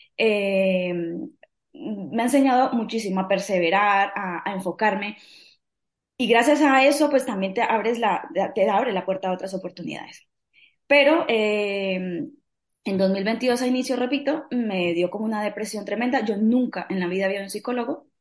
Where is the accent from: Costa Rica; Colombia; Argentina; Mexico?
Colombia; now in Spain; soy colombiana, vivo en España hace ya casi diecinueve años